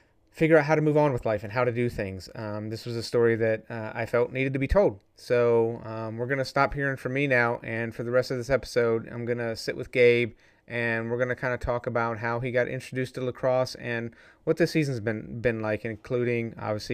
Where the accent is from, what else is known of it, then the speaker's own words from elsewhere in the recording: just outside of Raleigh, North Carolina, United States; moved away; I grew up in North Carolina just outside of Raleigh.